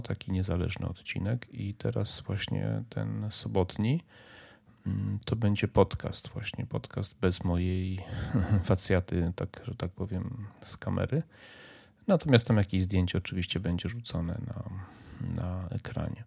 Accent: near Medyka, Subcarpathian Voivodeship, Poland; jest 5 km, 6 od miejsca, w którym spędziłem dzieciństwo, ja tam się wychowałem

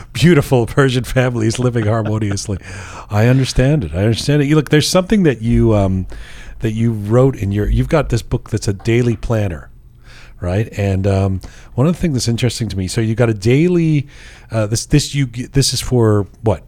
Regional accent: Canada; growing up in Canada

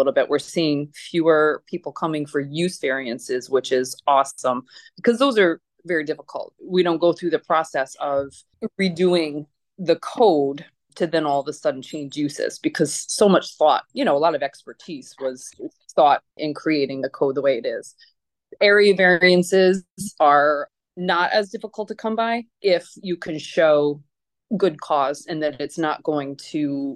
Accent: Troy, New York, United States; I grew up in Troy, actually in District 3. My childhood home was in District 3

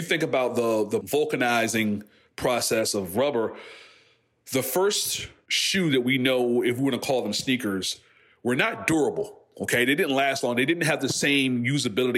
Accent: Franklin, Virginia, United States; I'm from Southampton County, Franklin, Virginia.

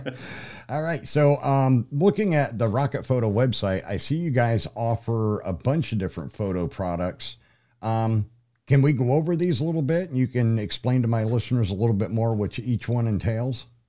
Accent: Troy, Pennsylvania, United States; moved away; also born or lived in Denver; my hometown zip code, which is for Troy, Pennsylvania.

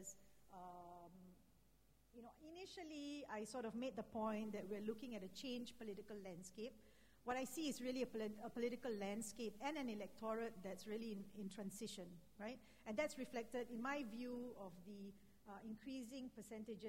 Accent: Singapore; as a Singaporean

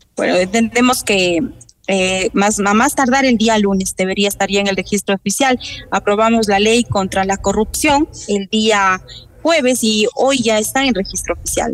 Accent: Ecuador; como ecuatorianos

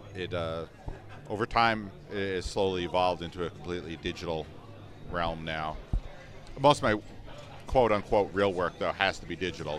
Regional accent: North New Jersey, United States; moved away as an adult; now in Florida, United States; I grew up in North New Jersey

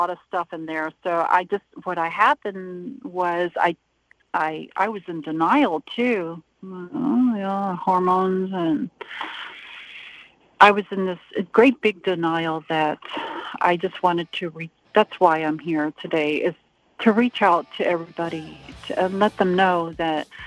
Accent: Panama; also born or lived in Seattle, Washington, United States; I was born in Seattle, Washington, but I grew up in Panama, Republic of Panama.

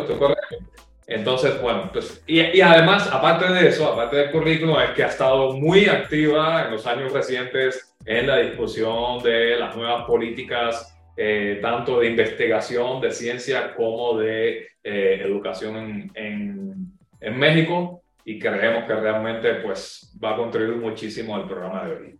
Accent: Cuba; accent: Cuban; mi eh, acento cubano

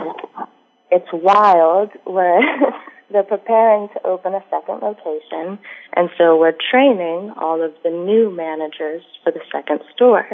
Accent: South Florida, United States; now in Orlando, United States; I'm from South Florida, living in Orlando

